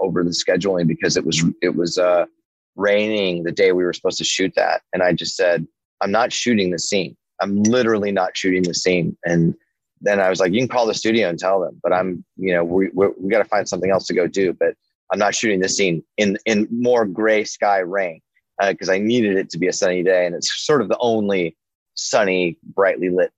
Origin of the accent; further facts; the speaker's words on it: Denver, Colorado, United States; growing up in North Denver in the late 70s